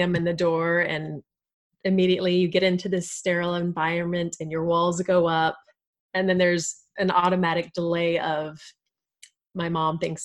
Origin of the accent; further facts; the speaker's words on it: Texas, United States; I am a Texan. I've born and raised. I've always lived here.